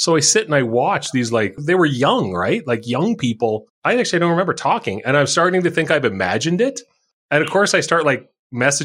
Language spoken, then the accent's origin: English; Saskatchewan, Canada; moved away as an adult; now in Alberta, Canada; being from Saskatchewan